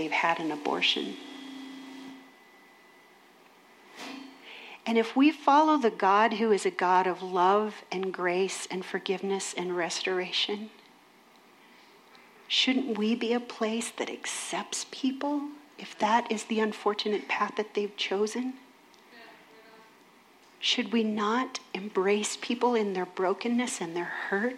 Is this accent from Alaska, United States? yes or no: no; Minnesota, United States; I'm from Minnesota